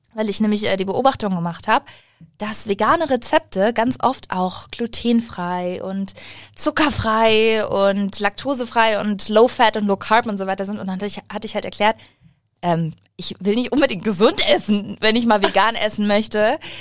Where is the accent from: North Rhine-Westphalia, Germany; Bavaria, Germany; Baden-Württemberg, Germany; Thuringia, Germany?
Bavaria, Germany; Munich; ich bin in München eigentlich aufgewachsen, wenn man das so sagen kann, denn äh, meine Familie kommt aus Waldperlach